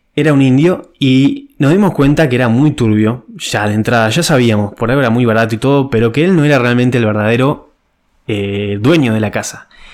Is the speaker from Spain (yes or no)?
no; Uruguay; moved away as an adult; now in Ireland; en mi país Uruguay